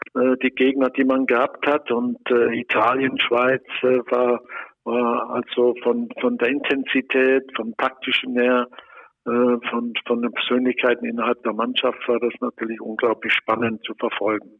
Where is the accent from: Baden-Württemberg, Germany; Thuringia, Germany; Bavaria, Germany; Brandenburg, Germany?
Baden-Württemberg, Germany; Lörrach; moved away; bin ich in Lörrach, in meiner Geburtsstadt